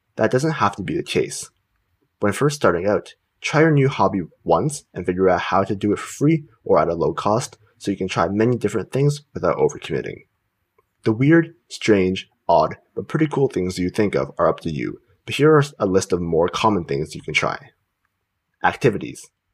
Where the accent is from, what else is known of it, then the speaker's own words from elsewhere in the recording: Canada; Canada, the country I live